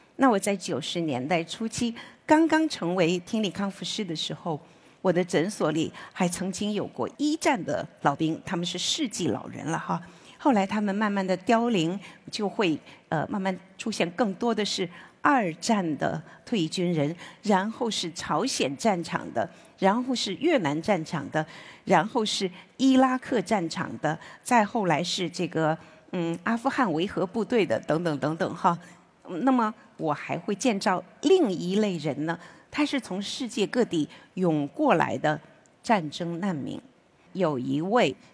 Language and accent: Chinese; Wenzhou, Zhejiang, China; moved away as an adult; 我十六岁呢，就辍了学，就进这个工厂做了车床操作工